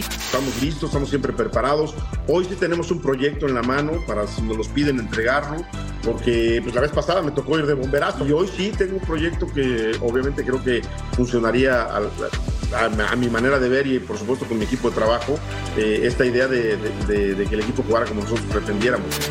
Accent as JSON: {"language": "Spanish", "country": "Mexico", "said": "como mexicano"}